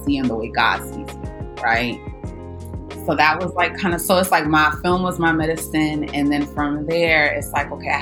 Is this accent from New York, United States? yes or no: yes; New York City, New York, United States; also born or lived in Los Angeles; growing up in Brooklyn